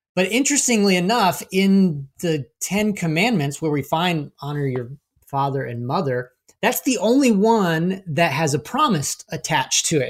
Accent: Florida, United States; we grew up in Florida

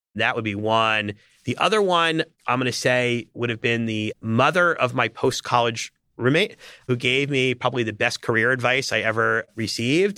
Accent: New York area, United States; I grew up in the New York area

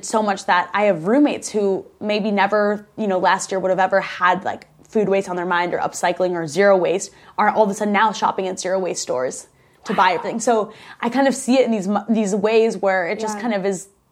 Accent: Midwest, United States; moved away; also born or lived in Chicago; I grew up in the Midwest.

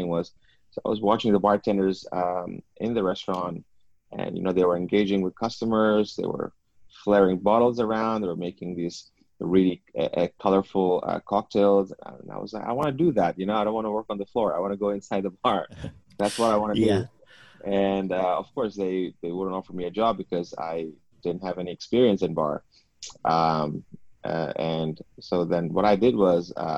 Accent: Hong Kong; I was born in and I grew up here in Hong Kong

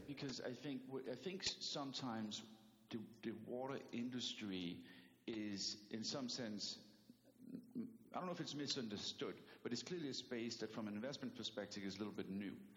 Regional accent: Denmark; English is a second language; moved away as an adult; also born or lived in New York City; now in United States; I'm from Denmark, so I do still carry an accent

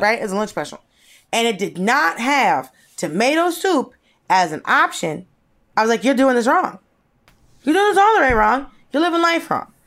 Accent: Norcross, Georgia, United States; born or raised there; moved away; also born or lived in Atlanta

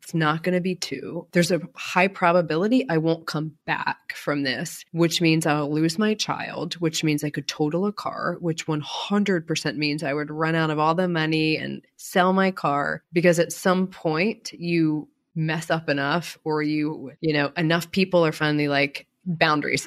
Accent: Baltimore, Maryland, United States; I grew up in Baltimore

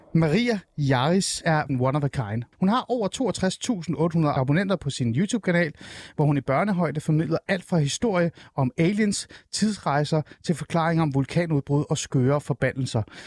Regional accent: Denmark; also born or lived in Shiraz, Iran; Jeg kom til Danmark, da jeg var fem år

